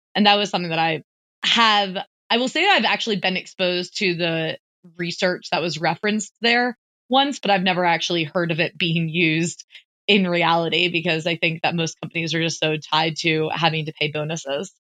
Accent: United States; me as an American

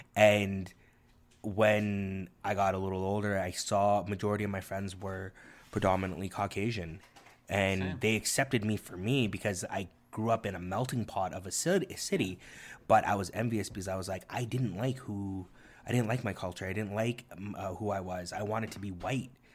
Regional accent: Toronto, Ontario, Canada; first language Korean; English is a second language; moved away

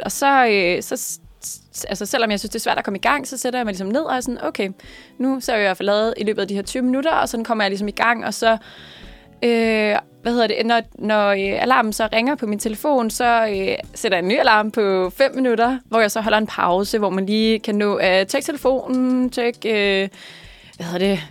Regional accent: Kokkedal, Capital Region of Denmark, Denmark; jeg er herfra. Jeg er fra Kokkedal, så det er en lille smule nord for København

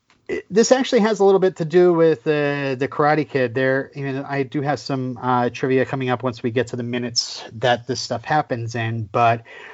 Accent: United States; I'm American.

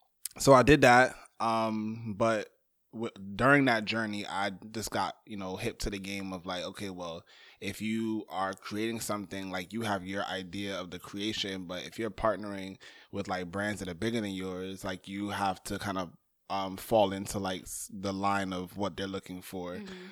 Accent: Barbados; now in Brooklyn, United States; I'm Barbadian. I wear that proudly on my chest consistently.

